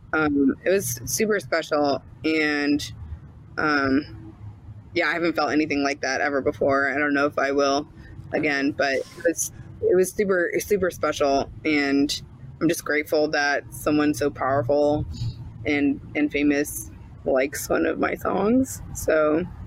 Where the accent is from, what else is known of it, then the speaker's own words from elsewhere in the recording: St. Louis, Missouri, United States; also born or lived in Boston; I'm from St. Louis